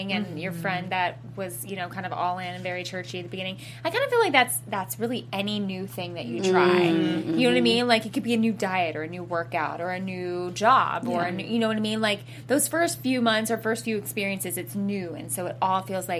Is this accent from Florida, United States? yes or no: no; Tennessee, United States; I'm obviously from Tennessee